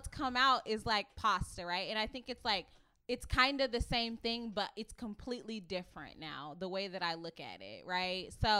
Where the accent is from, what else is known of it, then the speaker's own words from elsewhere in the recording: the South, United States; people know I'm from the South. I'm from the Bible Belt.